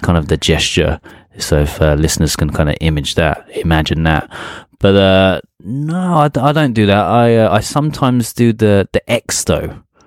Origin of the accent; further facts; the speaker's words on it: England, United Kingdom; moved away as an adult; when I was growing up in England